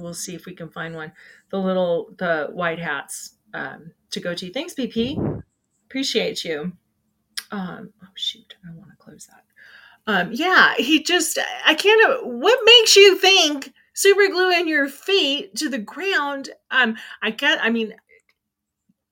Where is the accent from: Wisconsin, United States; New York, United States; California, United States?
California, United States; moved away; growing up in California